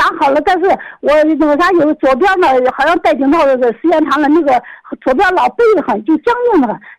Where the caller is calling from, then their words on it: Xi'an, Shaanxi, China; 我是西安的